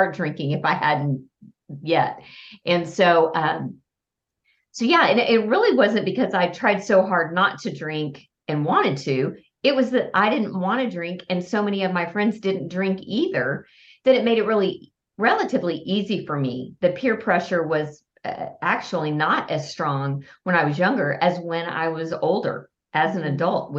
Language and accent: English; Lubbock, Texas, United States; now in Fort Worth, United States; Texas, and half of it was spent in Lubbock, my hometown, and the other half of my 51 years have been spent in Fort Worth